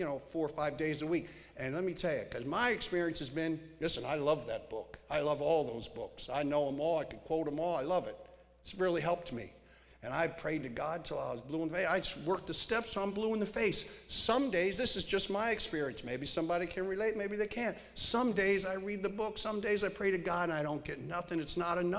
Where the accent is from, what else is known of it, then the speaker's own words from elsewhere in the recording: Pennsylvania, United States; also born or lived in Studio City, California; now in Santa Barbara, United States; I grew up in Pennsylvania